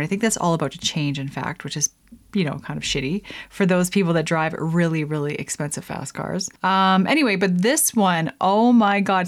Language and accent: English; Lethbridge, Alberta, Canada; Southern Alberta, my hometown, Lethbridge.